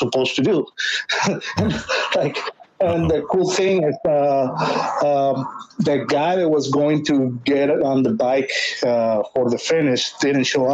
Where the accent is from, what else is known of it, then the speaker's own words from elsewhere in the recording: Ensenada, Baja California, Mexico; I'm Mexican. Please help me out. I'm from here from Ensenada.